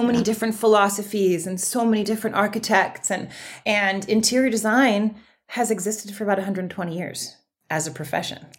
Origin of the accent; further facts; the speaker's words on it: Berkeley, California, United States; I grew up in Berkeley